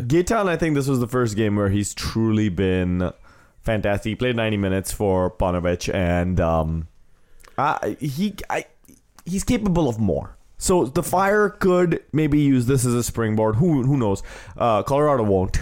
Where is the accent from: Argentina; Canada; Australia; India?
India; now in United States; I've technically stopped being an Indian citizen the second I took the oath to be a U S citizen